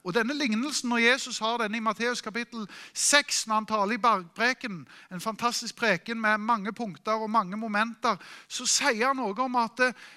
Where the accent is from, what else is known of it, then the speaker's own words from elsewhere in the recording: Norway; Vi er nordmenn